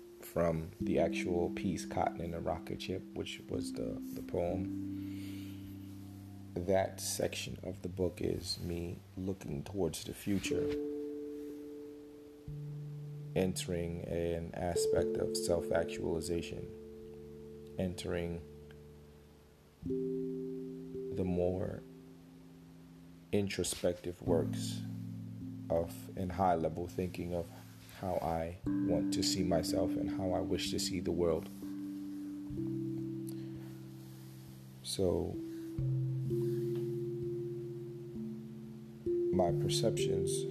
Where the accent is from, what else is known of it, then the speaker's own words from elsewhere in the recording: United States; how I grew up in America